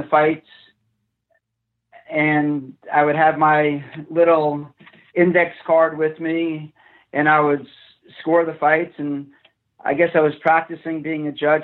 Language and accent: English; Fair Lawn, New Jersey, United States; also born or lived in Paterson, New Jersey; born in Paterson, New Jersey. I grew up in Fairlawn